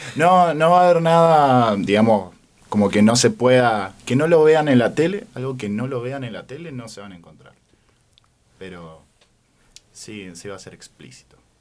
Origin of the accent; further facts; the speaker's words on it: Neuquén, Argentina; also born or lived in San Juan, Argentina; yo soy un neuquino, pero viví un tiempo en San Juan